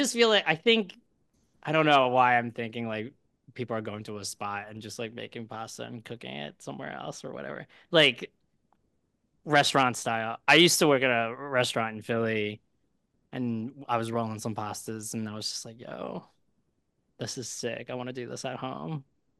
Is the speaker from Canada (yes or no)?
no; Malaysia; now in United States; I'm Malaysian, so you didn't ask, but like I love Malaysian food